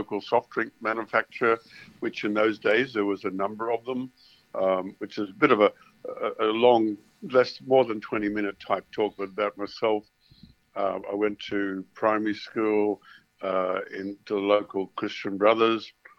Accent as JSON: {"language": "English", "town": "Ipswich", "region": "Queensland", "country": "Australia", "tie": "born or raised there", "also_born_or_lived": "London", "said": "I was born in Ipswich."}